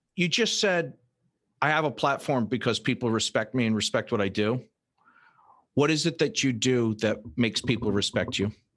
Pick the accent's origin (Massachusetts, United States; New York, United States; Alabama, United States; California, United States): Massachusetts, United States; Fall River; when I was a little kid, I grew up in Fall River